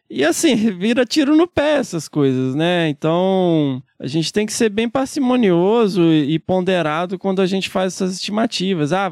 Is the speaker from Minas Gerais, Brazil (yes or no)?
yes; Minas Gerais, Brazil; now in São Paulo, Brazil; Eu, quando vim de Minas, eu fiquei muito impressionado com isso.